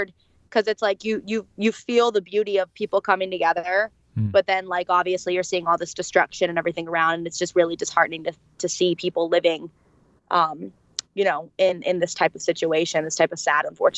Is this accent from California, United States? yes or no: no; Florida, United States; now in Nashville, United States; I'm from Florida